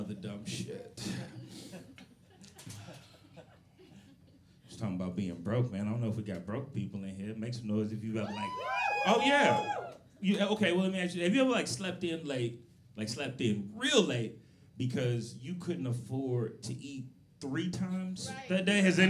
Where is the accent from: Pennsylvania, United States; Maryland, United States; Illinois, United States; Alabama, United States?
Illinois, United States; Chicago; moved away; my hometown, Chicago